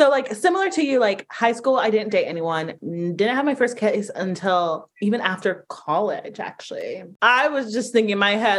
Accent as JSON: {"language": "English", "town": "Atlanta", "region": "Georgia", "country": "United States", "tie": "born or raised there", "said": "I grew up in Atlanta"}